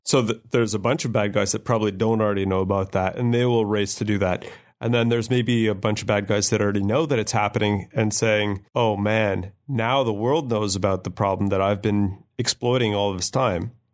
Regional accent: Canada; as a Canadian male over the age of whatever I am

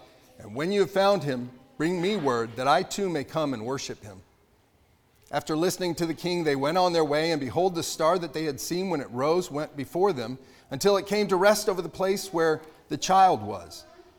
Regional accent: Nashville, Tennessee, United States; also born or lived in Pennsylvania; I was born in Pennsylvania, but I hardly think that defines me, not a Yankee, because when I was just a year old, my parents moved us to Nashville, Tennessee.

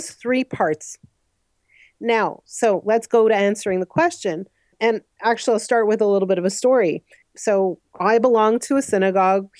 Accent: Montreal, Quebec, Canada; moved away as an adult; also born or lived in Ottawa; now in Toronto, Canada; I grew up in Montreal, actually, and then I've been living here for about 19 years

